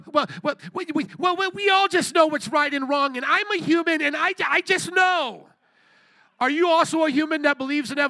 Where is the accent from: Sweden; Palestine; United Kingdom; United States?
United States